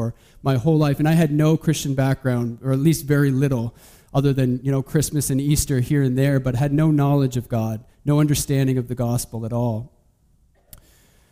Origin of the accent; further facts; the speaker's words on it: Saint John, New Brunswick, Canada; also born or lived in Moncton; so I'm from St. John